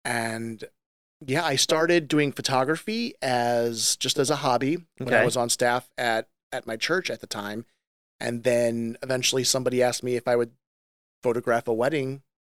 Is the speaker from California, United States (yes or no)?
no; St. Louis, Missouri, United States; I grew up in the St. Louis area. I'm actually a fourth generation business owner in our town.